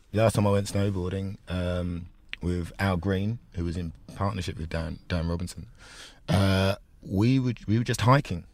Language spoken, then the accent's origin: English; London, United Kingdom; also born or lived in Enfield / Essex; I was born in Enfield, um, grew up in North London